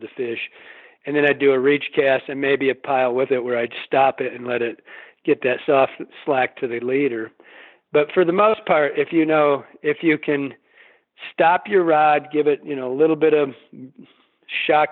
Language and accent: English; Michigan, United States; growing up in Michigan, you know, we don't have these giant rivers